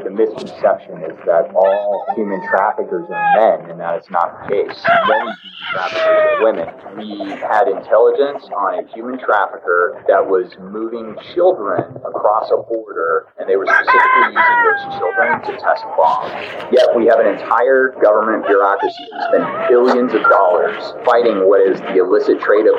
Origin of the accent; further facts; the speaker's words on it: Montana, United States; I grew up in Montana. I grew up in Montana. Not a lot of surfing in Montana.